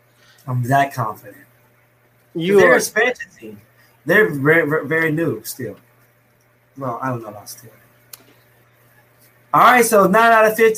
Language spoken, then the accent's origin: English; Silver Hill, Alabama, United States; Silver Hill.